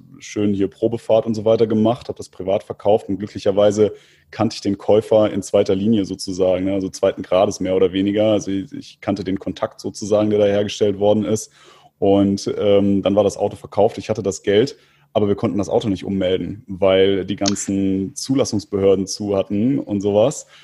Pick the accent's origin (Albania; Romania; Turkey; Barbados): Turkey; Istanbul; Dann habe ich gesagt, ich komme aus Istanbul.